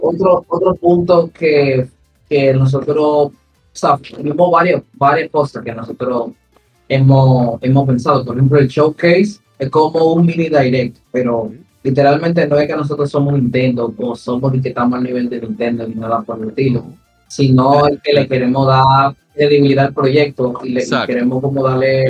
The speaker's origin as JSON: {"language": "Spanish", "country": "Dominican Republic", "tie": "born or raised there", "said": "yo soy de San Carlos, eh, de Mandinga"}